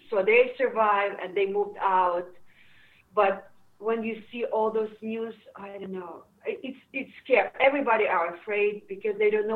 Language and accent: English; Western Ukraine, Ukraine; English is a second language; moved away as an adult; now in United States; my hometown, I'm in the western part of Ukraine